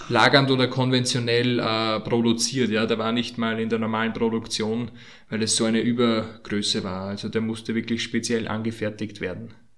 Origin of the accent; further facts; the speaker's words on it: Austria; bei uns in Österreich